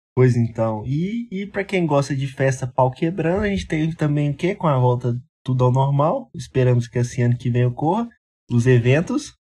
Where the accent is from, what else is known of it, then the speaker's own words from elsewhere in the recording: Minas Gerais, Brazil; nós somos do, do, de Minas Gerais